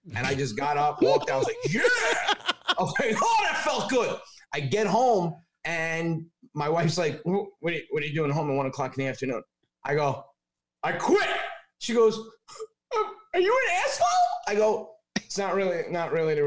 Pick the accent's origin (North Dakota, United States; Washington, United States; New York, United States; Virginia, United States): New York, United States; Westchester; moved away as an adult; now in Long Island, United States; I'm from Westchester